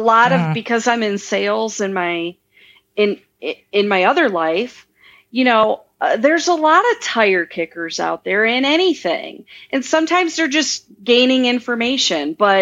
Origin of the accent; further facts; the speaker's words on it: Midwest, United States; I mean, I'm from the Midwest, you know, I mean, I'm very down to earth.